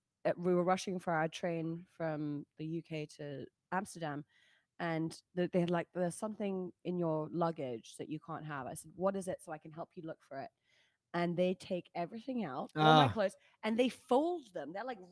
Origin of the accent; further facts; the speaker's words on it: Australia; I'm Australian.